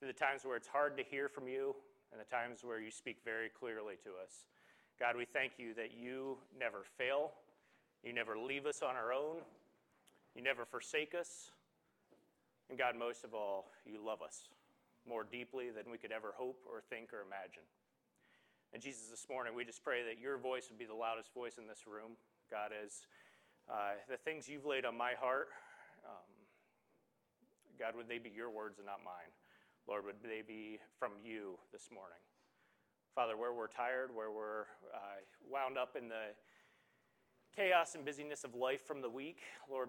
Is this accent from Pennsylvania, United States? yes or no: yes; Morris, Pennsylvania, United States; moved away as an adult; also born or lived in Chicago / Wellsboro; I grew up down in Morris, grew up coming with many of you